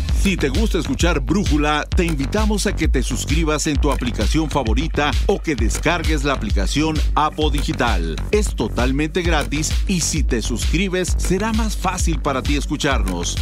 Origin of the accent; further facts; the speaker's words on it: Mexico; los mexicanos nunca hemos visto